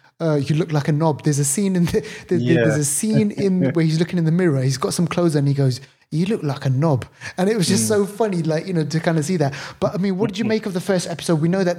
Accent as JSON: {"language": "English", "region": "England", "country": "United Kingdom"}